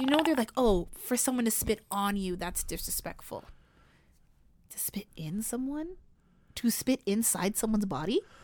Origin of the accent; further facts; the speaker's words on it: Canada; we don't have that in Canada